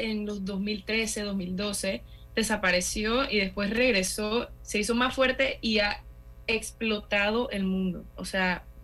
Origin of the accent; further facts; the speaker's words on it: Panama; Yo soy mitad boricua, mitad panameña. Orgullosa de ser boricua panameña.